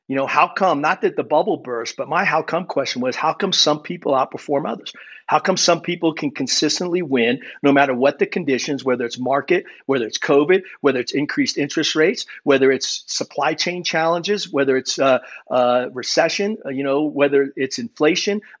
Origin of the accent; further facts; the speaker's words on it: Germany; born there; So for me, I was born in Germany. My dad was an army officer.